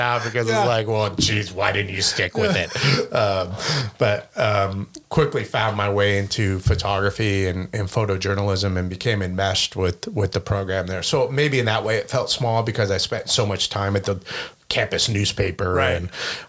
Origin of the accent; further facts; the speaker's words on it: Washington, District of Columbia, United States; born there; No, I was born in D.C., man.